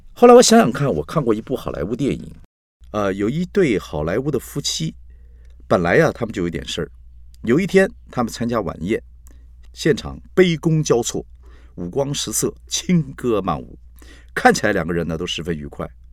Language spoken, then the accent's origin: Chinese; Taiwan; 两光是我们台湾人说这个人傻傻的，办事不牢靠